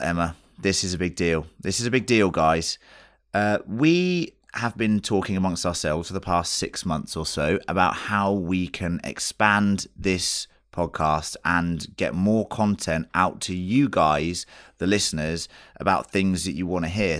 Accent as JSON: {"language": "English", "region": "England", "country": "United Kingdom", "said": "we're English"}